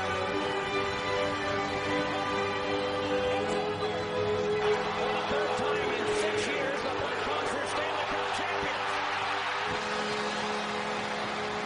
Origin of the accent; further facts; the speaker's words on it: Canada; I'm Canadian.